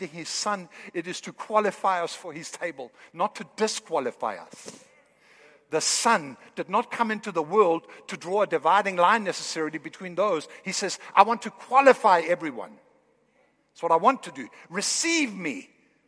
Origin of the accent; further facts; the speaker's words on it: Kolding, Southern Denmark, Denmark; moved away; I'm from Northern Europe.